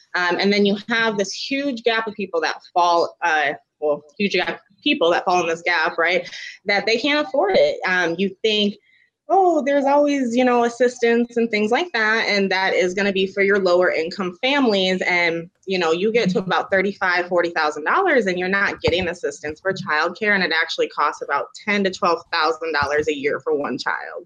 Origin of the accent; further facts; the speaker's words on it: Sioux Falls, South Dakota, United States; I'm actually from Sioux Falls